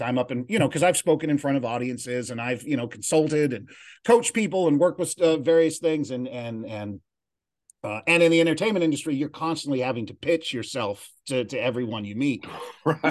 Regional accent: San Bernardino, California, United States; also born or lived in Los Angeles, California; now in Glendale, United States; I grew up in San Bernardino, California

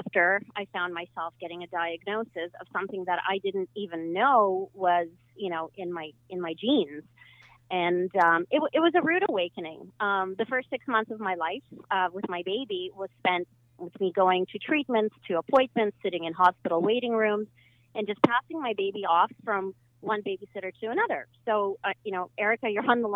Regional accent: Ukraine; now in Canada; I was born in Ukraine

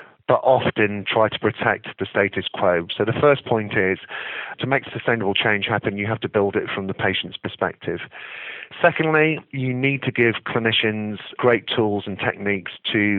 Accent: England, United Kingdom; as an Englishman

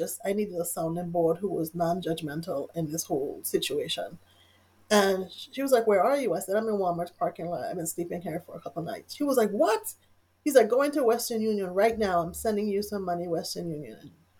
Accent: U.S. Virgin Islands; I'm originally from the Virgin Islands.

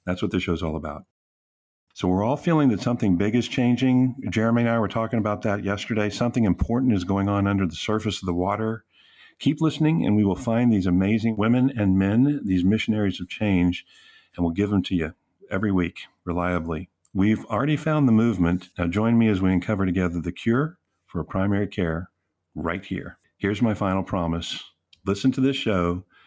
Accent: Texas, United States; I'm from Texas and we have hoot nannies and we give a hoot

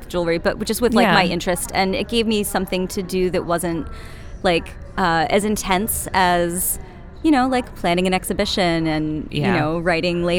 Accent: East Coast, United States; now in Richmond, United States; I'm from the East Coast, my family's from the East Coast

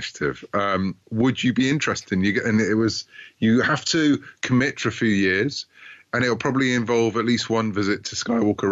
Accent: United Kingdom; I'm a Brit, as you might gather from my accent

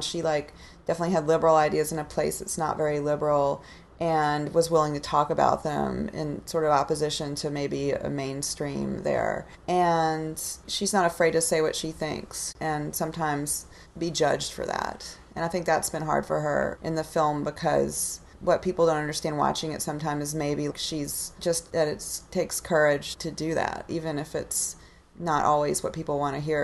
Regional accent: Austin, Texas, United States; I'm from Austin

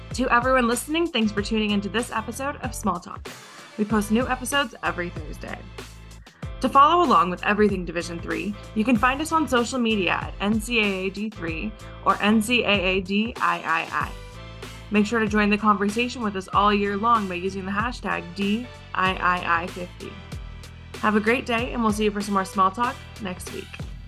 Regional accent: Texas, United States; moved away; I grew up in Texas

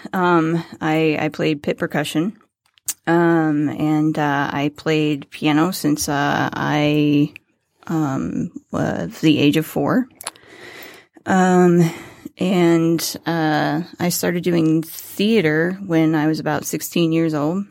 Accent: Farmington, Missouri, United States; moved away as an adult; also born or lived in San Diego, California; now in Michigan, United States; I was born in Farmington, Missouri

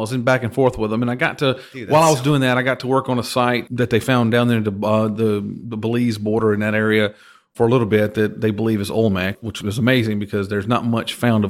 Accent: Georgia, United States; now in Texas, United States; I'm from Georgia, and I'm sure someone from Georgia, from my hometown, is going to hear this and have some ill will towards me for saying that.

